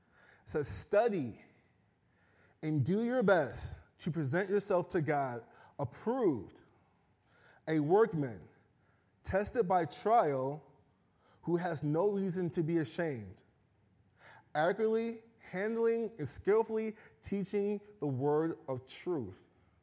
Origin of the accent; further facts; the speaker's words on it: Chicago, Illinois, United States; So once again, I'm originally from Chicago. I've been out here for 4 years. So I love deep dish pizza. I love the Chicago Bears.